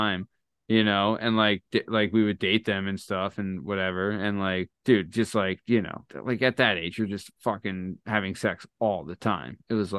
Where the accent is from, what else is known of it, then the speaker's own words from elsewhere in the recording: Lansdale, Pennsylvania, United States; now in Montgomeryville, United States; I'm from Lansdale also.